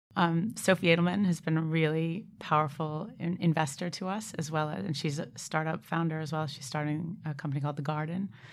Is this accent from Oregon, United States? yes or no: no; Boston, Massachusetts, United States; moved away as an adult; now in United Kingdom; I'm from Boston originally